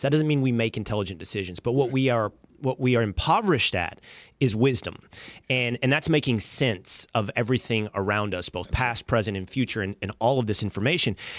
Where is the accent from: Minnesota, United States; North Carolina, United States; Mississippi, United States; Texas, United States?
Texas, United States; that manly culture that I grew up with in Texas